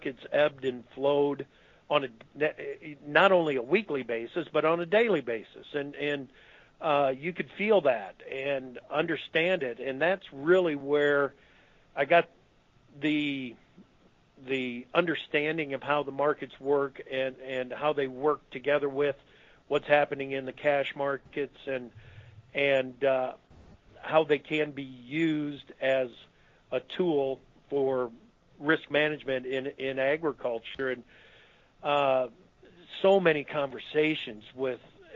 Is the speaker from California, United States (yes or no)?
no; Oxford Junction, Iowa, United States; in my hometown of Oxford Junction, Iowa